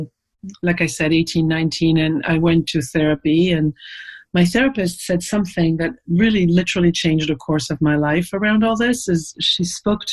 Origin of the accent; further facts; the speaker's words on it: Paris, Île-de-France, France; now in United States; I'm from Paris